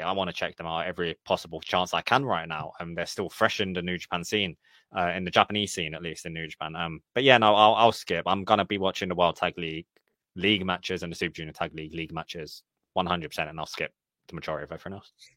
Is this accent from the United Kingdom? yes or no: yes; United Kingdom; I'm happy to be known as the British friend